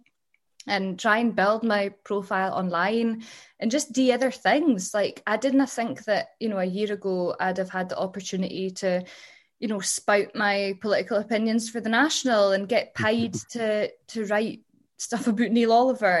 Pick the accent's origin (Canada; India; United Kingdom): United Kingdom; Huntly, Scotland; I grew up in Huntley